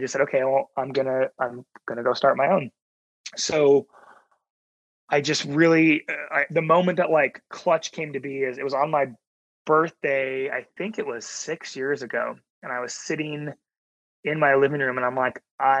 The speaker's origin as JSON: {"language": "English", "region": "Oregon", "country": "United States", "tie": "born or raised there", "said": "the hometown I grew up in Oregon"}